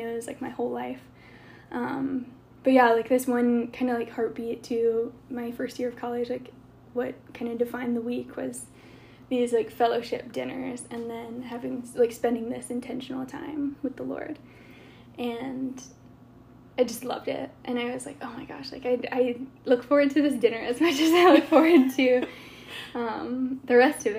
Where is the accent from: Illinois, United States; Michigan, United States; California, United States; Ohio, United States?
Ohio, United States; Fort Loramie; I'm from Fort Laramie